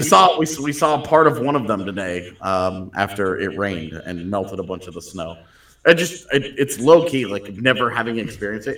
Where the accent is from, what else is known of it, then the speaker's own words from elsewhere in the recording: Katy, Texas, United States; growing up in Katy